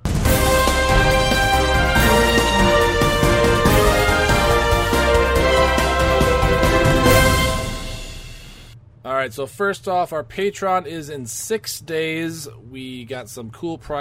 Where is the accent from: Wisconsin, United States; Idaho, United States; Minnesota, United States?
Wisconsin, United States; we're from Wisconsin